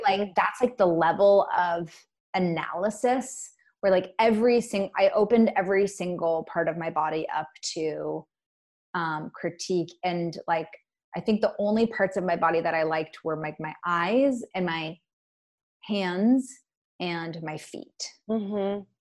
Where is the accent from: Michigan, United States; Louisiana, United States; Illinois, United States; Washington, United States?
Washington, United States; Bainbridge Island; also born or lived in Portland; I grew up in Puget Sound on a small island called Bainbridge. Puget Sound's in Washington State.